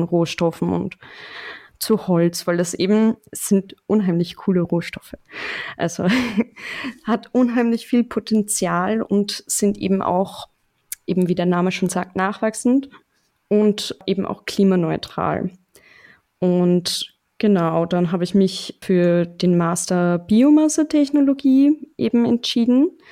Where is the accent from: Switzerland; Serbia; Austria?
Austria; Mödling, Lower Austria; accent: leichter österreichischer Akzent; also born or lived in Straubing, Germany; now in Vienna, Austria; ich komme ursprünglich aus Mödling